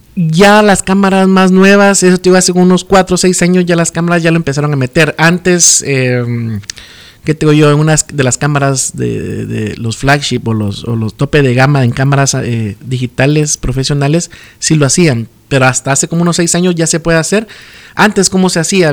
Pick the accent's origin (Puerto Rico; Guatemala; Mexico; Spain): Guatemala; Chiquimula; born or raised there; also born or lived in Izabal; now in Guatemala City, Guatemala